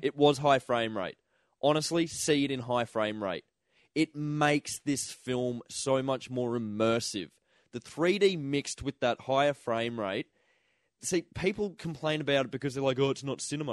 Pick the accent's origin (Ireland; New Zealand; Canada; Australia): Australia; Toowoomba, Queensland; we grew up in Toowoomba